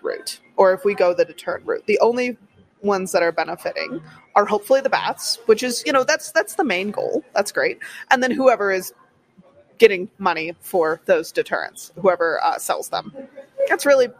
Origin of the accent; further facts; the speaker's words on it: Wisconsin, United States; Here, and you know, growing up in Wisconsin, same deal.